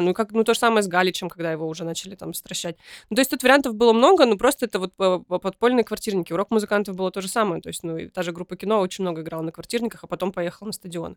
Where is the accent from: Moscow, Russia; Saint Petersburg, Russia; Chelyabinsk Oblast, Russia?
Chelyabinsk Oblast, Russia; Kyshtym; я родилась в Кыштыме и потом подростковый возраст провела в Челябинске